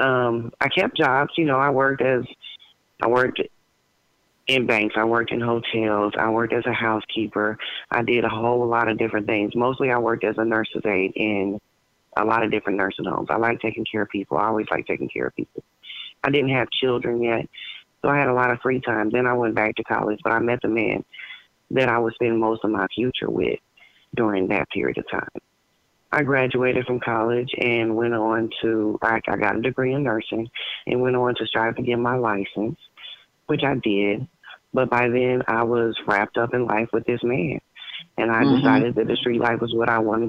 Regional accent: Ohio, United States; also born or lived in Cincinnati, Ohio; I grew up in Virginia, Ohio

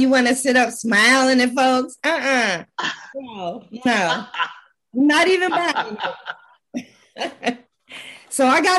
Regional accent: Los Angeles, California, United States; I was born and raised in Los Angeles.

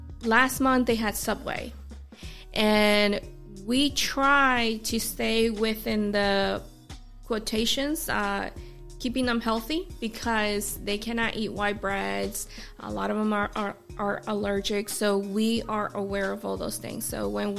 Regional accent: California, United States; now in South Carolina, United States; I'm from California.

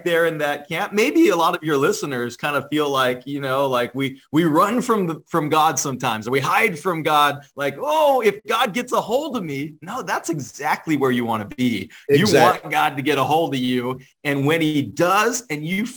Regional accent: San Francisco, California, United States; now in Cleveland, United States; I'm from San Francisco, California.

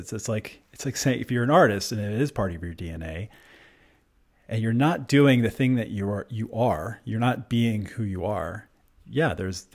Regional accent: Maryland, United States; I'm from Maryland

